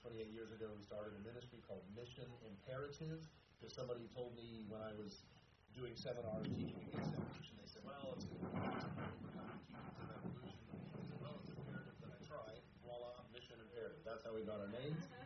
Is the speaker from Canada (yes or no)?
no; South Africa; now in Pennsylvania, United States; I grew up in South Africa